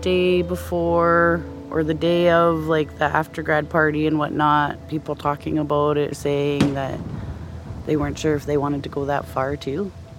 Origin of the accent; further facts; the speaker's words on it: Champaign, Illinois, United States; I'm from Champaign.